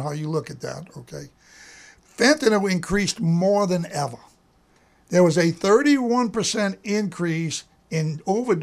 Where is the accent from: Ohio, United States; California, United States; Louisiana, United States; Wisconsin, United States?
Louisiana, United States; I'm from Louisiana